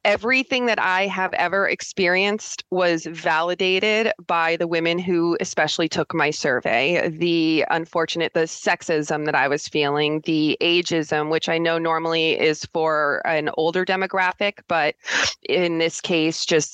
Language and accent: English; Connecticut, United States; moved away as an adult; now in Utah, United States; I'm from Connecticut.